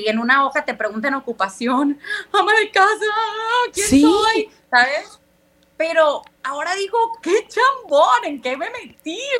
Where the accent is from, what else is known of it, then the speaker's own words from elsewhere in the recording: United States; born there; aparte nací en Estados Unidos y en Estados Unidos es una crueldad.